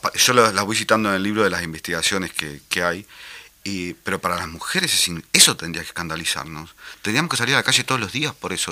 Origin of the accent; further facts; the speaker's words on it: Paysandú, Uruguay; moved away; estuve en Paysandú, que es mi ciudad natal